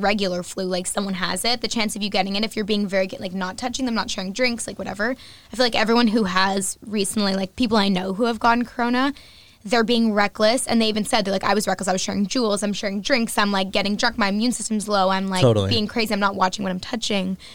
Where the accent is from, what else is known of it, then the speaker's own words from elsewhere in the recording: Canada; I'm Canadian